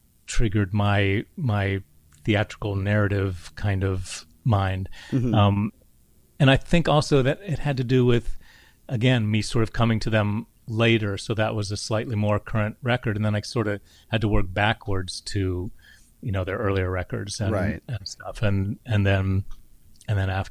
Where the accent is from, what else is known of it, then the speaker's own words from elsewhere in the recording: West Virginia, United States; I grew up in West Virginia